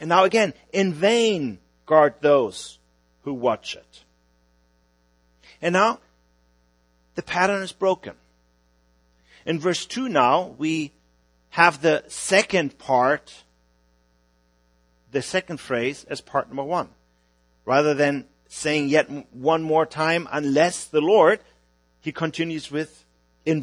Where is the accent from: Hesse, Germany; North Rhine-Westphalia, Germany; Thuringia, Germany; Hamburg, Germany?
Hamburg, Germany; moved away as an adult; now in Vienna, Austria; I'm from Hamburg, Germany, although we are ministering about 10 hours south of Hamburg now in Vienna, Austria.